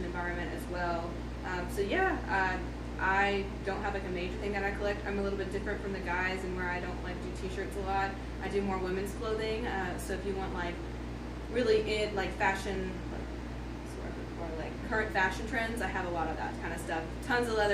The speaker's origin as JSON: {"language": "English", "town": "Lexington", "region": "Kentucky", "country": "United States", "said": "I'm from Lexington, Kentucky"}